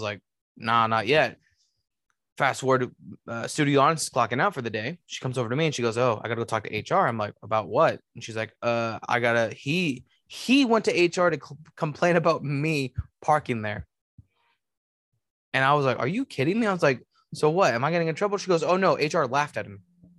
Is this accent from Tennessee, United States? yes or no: no; Kentucky, United States; Just for clarification, I'm from Northern Kentucky.